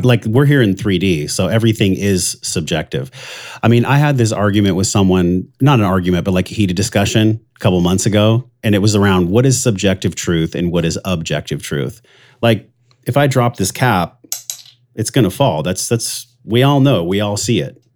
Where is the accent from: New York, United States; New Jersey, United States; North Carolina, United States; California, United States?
California, United States; La Mesa; I grew up in East County, La Mesa, which was, like, geriatric ward